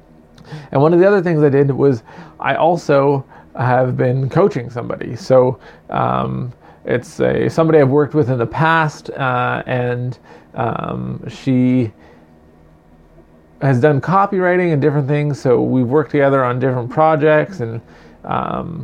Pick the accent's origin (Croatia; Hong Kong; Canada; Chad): Canada; I'm quintessential Canadian